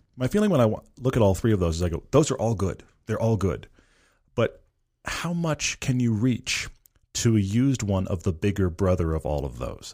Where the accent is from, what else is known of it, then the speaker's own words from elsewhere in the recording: Texas, United States; moved away; I'm originally from Texas